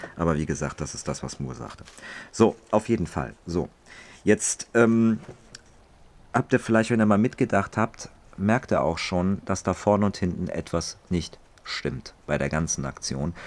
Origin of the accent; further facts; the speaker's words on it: Germany; bei uns in Deutschland